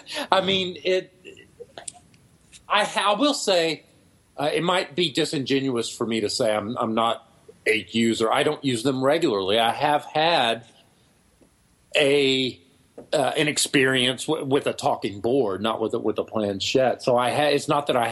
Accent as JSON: {"language": "English", "region": "Texas", "country": "United States", "tie": "born or raised there", "said": "Tyler's closer to my hometown, but no, I'm in Central Texas"}